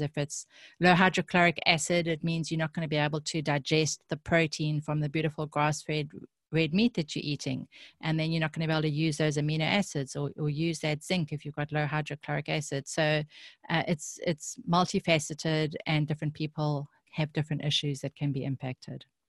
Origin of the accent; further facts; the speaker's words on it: South Africa; I grew up in South Africa